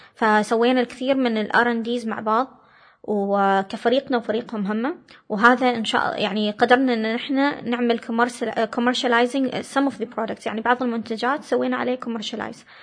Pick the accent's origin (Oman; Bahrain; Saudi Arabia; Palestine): Oman; also born or lived in United States; جاوا عمانيين ثانيين